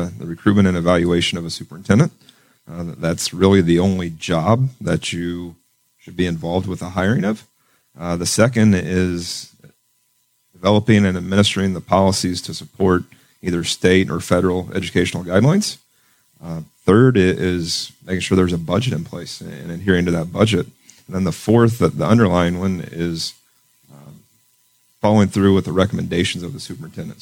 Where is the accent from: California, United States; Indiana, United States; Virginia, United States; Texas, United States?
Indiana, United States; Knightstown; moved away as an adult; also born or lived in Greenfield / Cleveland / Fort Wayne; now in New Castle, United States; Born and raised in Knightstown, graduate of Knightstown High School